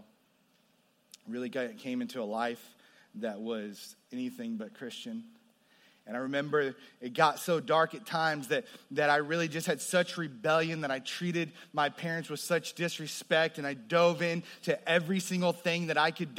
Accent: New Braunfels, Texas, United States; I grew up there before it was, before it exploded with the population that we see today

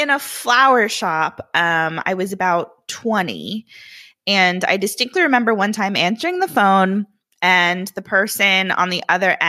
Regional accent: Florida, United States; moved away as an adult; now in Virginia, United States; But I was born and raised in Florida and not went to Florida. I was in Florida when I went to college.

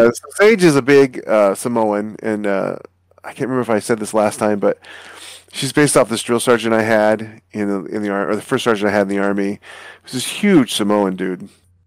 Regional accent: Alaska, United States; I'm a North American kid. You know, I grew up in Alaska

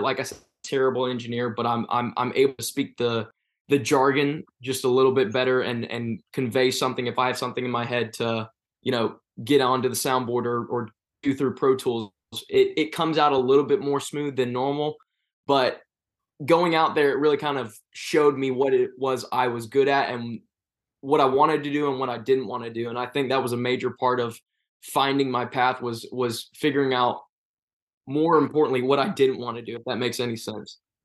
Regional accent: Hiram, Georgia, United States; I grew up in a place called Hiram, Georgia

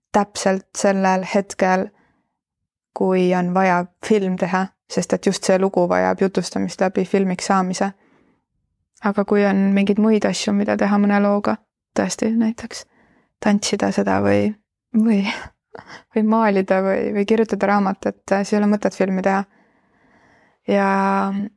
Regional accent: Estonia; ma olen idablokist pärit, eks, eks minus on nagu mingit sellist garaažide vahel üles äh, kasvanud äh, provintsilinna tüdruku

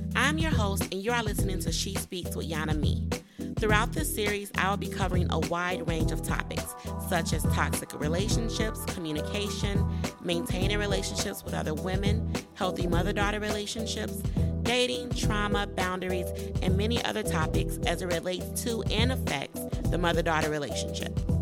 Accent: United States; I'm African American

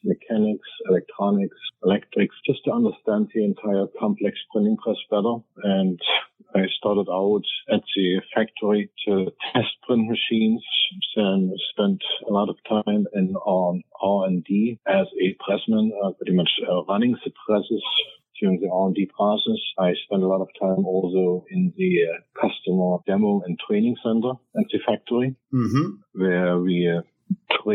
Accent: East Germany, Germany; moved away; Growing up in East Germany.

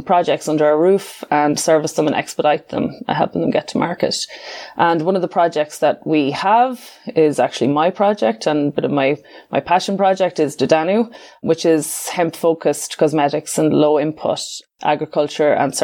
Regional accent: Ireland; moved away as an adult; also born or lived in Canada / Vancouver; my home country, in Ireland

